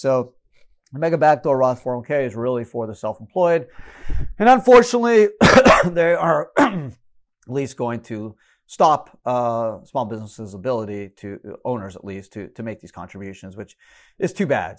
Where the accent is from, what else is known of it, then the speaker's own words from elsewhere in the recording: Canada; moved away; I grew up in Canada.